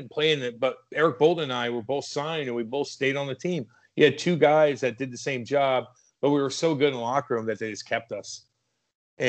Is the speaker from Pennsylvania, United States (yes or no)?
no; Eureka, Missouri, United States; I came from Eureka, Missouri, and my mom and dad had nothing to do with hockey